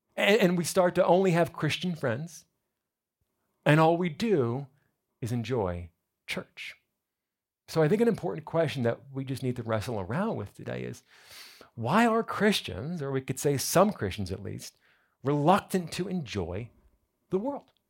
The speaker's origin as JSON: {"language": "English", "region": "New Jersey", "country": "United States", "moved": "yes", "lives_now": "South Florida, United States", "said": "I'm from New Jersey."}